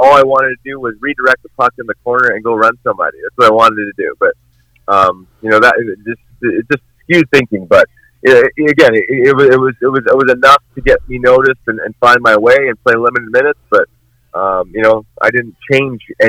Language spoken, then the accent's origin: English; Winnipeg, Manitoba, Canada; growing up in Winnipeg